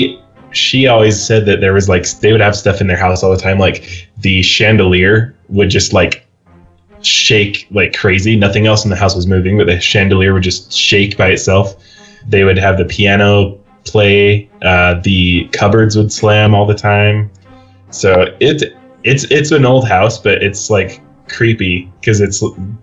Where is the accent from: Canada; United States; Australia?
United States; we're from the United States